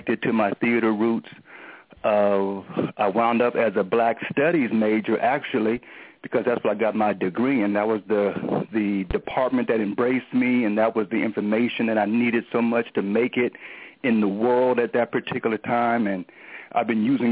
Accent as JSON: {"language": "English", "town": "Portland", "region": "Oregon", "country": "United States", "tie": "born or raised there", "also_born_or_lived": "California", "moved": "as an adult", "said": "I was born and raised in Portland, Oregon. Moved to California immediately after high school"}